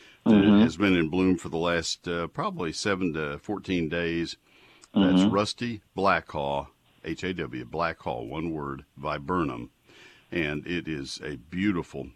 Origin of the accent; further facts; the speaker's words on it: College Station, Texas, United States; I grew up in College Station, about 30 miles from the pine forest